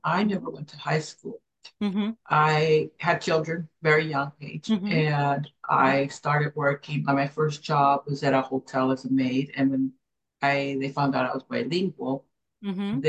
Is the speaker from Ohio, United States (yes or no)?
no; Hawaii, United States; So we go walk in there, and they find out that we're from Hawaii.